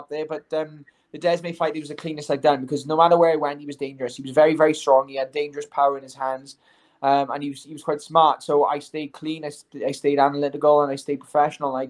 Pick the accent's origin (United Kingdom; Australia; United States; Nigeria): United Kingdom; I'm a Brit